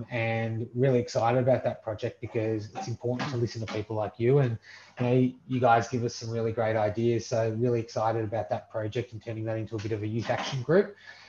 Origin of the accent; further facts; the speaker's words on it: Melbourne, Victoria, Australia; then came to Australia in the early 50s. And early to mid 50s, my both sets of parents' families settled in Melbourne